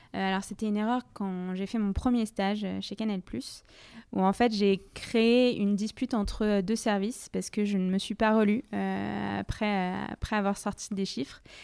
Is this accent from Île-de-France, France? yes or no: yes; Paris, Île-de-France, France; Je viens de Paris où j'ai fait la majorité euh, de ma scolarité